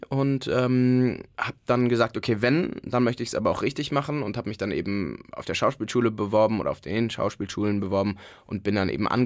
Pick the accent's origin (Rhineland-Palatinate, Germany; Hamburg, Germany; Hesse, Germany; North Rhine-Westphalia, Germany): North Rhine-Westphalia, Germany; Cologne; das gehört ja dazu als echter Kölner